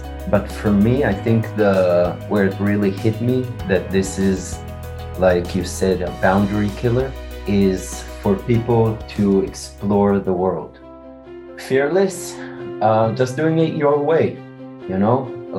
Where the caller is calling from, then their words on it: Israel; I'm calling from Israel. Very hot here in Israel.